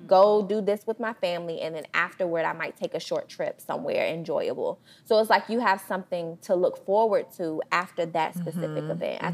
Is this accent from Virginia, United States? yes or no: yes; Portsmouth, Virginia, United States; moved away as an adult; now in Nashville, United States; our home is in Virginia. So we're both from Portsmouth, Virginia, 757